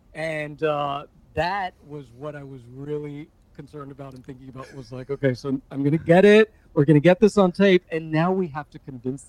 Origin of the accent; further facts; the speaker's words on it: Hialeah, Florida, United States; also born or lived in Westchester; I grew up in Hialeah, by the way.